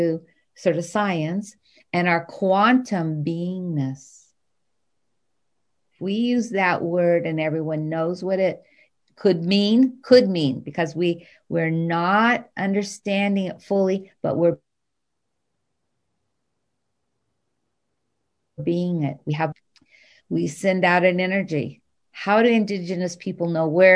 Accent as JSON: {"language": "English", "region": "Hawaii", "country": "United States", "tie": "born or raised there", "said": "I grew up in Hawaii"}